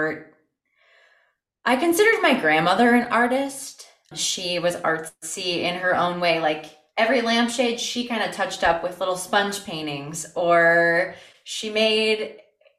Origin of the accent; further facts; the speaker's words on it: Toledo, Ohio, United States; I am from Toledo, South Toledo. I'm a little South Side baby. Toledo through and through